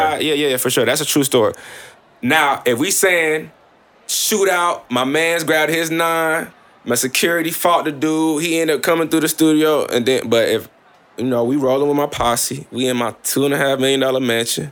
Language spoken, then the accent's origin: English; Columbus, Mississippi, United States; I'm from Northside Columbus, Mississippi